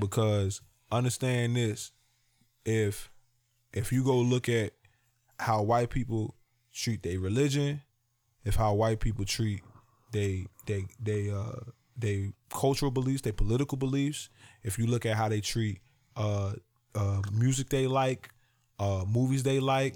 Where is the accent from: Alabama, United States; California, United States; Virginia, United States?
Virginia, United States; I'm from Virginia